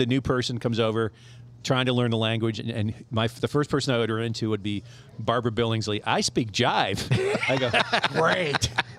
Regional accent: Canada; me saying A and being Canadian

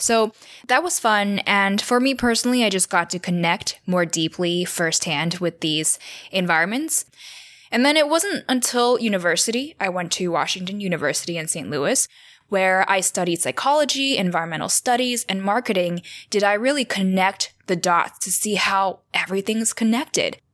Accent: Taiwan; I was born and raised in Taiwan, this little island in East Asia

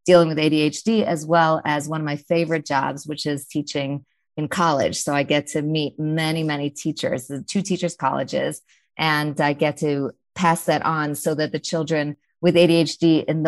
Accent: New York, United States; I'm a New Yorker, mom of 6 remarkable kids.

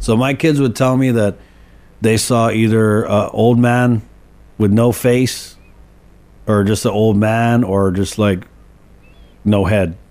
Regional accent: Guam; we grew up in Molesto and Canani Road

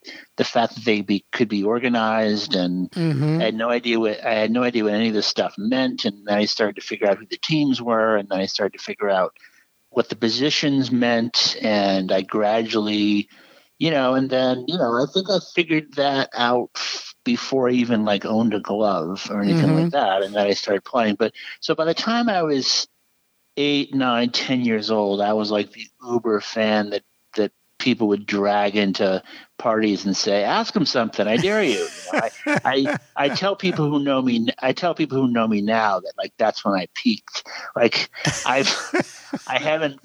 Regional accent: New England, United States; I grew up in New England, and my family, Red Sox fans, my grandparents.

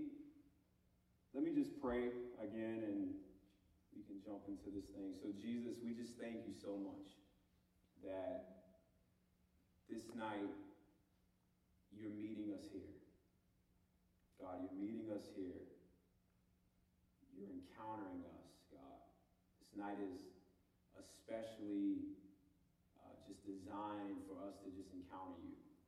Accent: Homewood, Illinois, United States; moved away as an adult; I moved from Chicago, the south suburbs of Chicago. I'm originally from, I'm sure I got some suburbanites in here, but near Homewood. And I moved here at 18 to go to school.

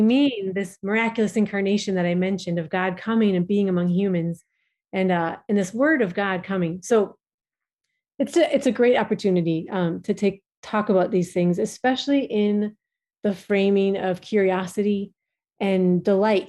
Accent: Minnesota, United States; moved away as an adult; now in Djibouti; we are originally from Minnesota in the United States

